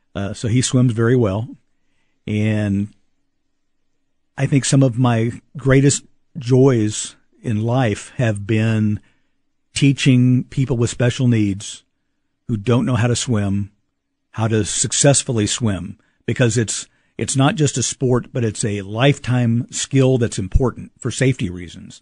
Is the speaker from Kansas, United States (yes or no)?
yes; Kansas City, Kansas, United States; growing up in the Kansas City, Kansas schools